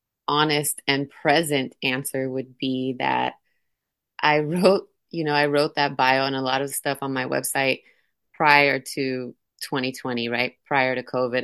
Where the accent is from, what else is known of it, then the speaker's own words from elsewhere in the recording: San Francisco, California, United States; born and raised in San Francisco, California